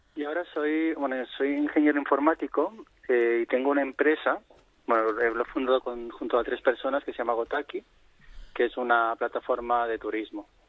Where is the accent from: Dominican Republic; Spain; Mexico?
Spain; Barcelona, Catalonia; es un sitio donde he crecido